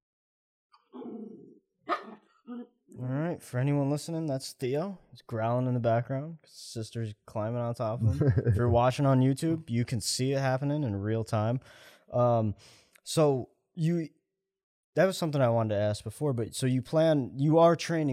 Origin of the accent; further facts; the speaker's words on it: Poughkeepsie, New York, United States; moved away; I have a friend in Poughkeepsie back in my hometown